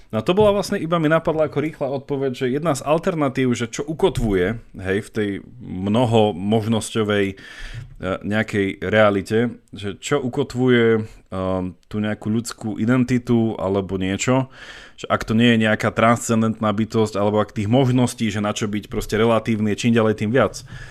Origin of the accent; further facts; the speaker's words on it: Slovakia; my sme proste Slováci